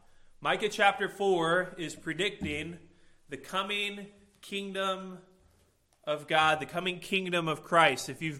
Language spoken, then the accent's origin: English; Illinois, United States; now in Indiana, United States; I came from Illinois and I moved to Indiana, and one of those states is better than the other one